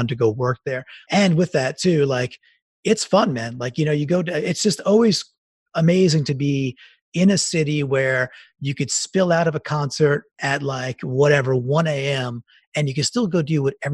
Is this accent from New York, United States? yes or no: yes; Long Island, New York, United States; moved away as an adult; also born or lived in Queens, New York; now in Connecticut, United States; I grew up in Long Island. I was born in Queens.